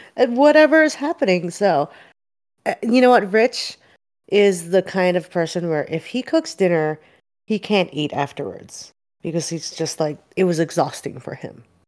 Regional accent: Philadelphia, Pennsylvania, United States; moved away; I'm from Philly

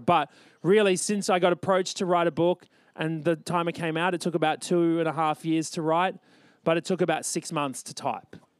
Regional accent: Australia; born or raised there

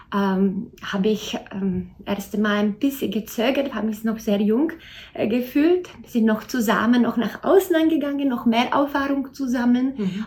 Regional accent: Czechia; moved away as an adult; now in Austria; ich bin gebürtige Tschechin

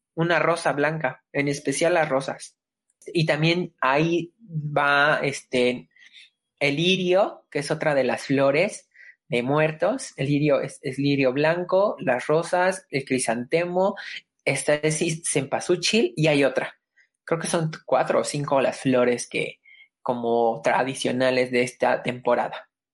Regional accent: Mexico; como mexicano tus raíces te llaman

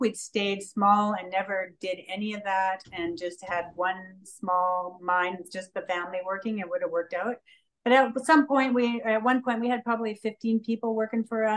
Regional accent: Lillooet, British Columbia, Canada; Lillooet, which is my hometown

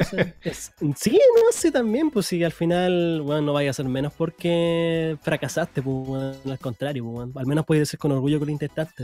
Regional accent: Concepción, Biobío, Chile; yo soy de Concepción

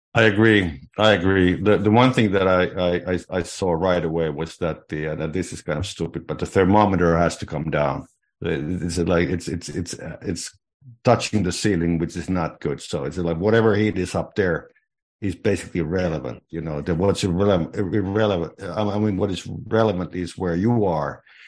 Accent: Finland; moved away; I was growing up in Finland in the, in the sixties

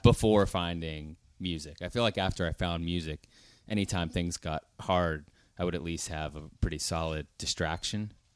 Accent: Pittsburgh, Pennsylvania, United States; also born or lived in Nashville; I'm from Pittsburgh

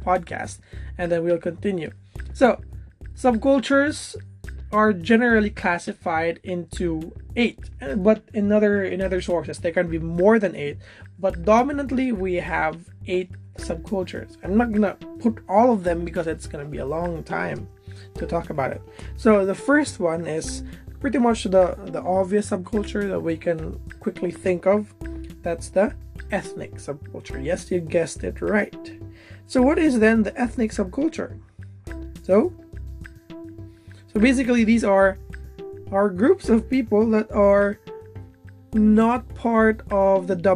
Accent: Philippines; I am a Filipino and I'm partly experiencing Filipino culture

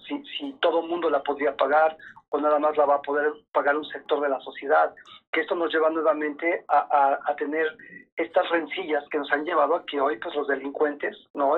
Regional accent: Mexico; somos tantos mexicanos

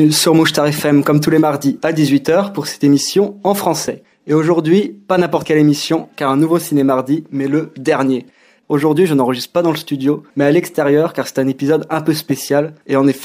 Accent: Spain; je viens de l'Espagne.

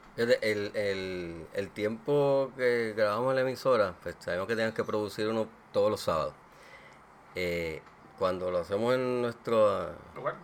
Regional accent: Aguas Buenas, Puerto Rico; nuestro pueblo, nosotros somos de Aguas Buenas

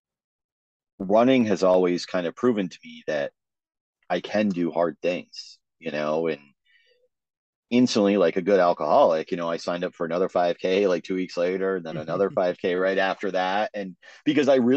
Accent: Vermont, United States; growing up in Vermont, I wanted to do the Vermont Marathon

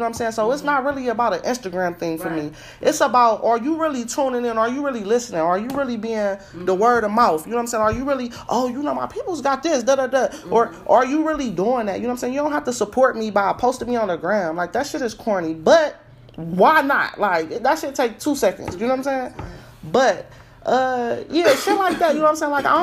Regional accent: Ohio, United States; I'm from Ohio

